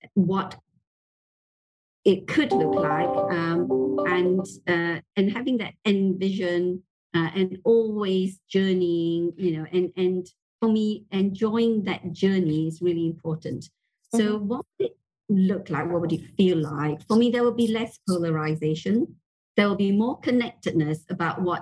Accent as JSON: {"language": "English", "country": "Malaysia", "tie": "born or raised there", "said": "growing up in Malaysia"}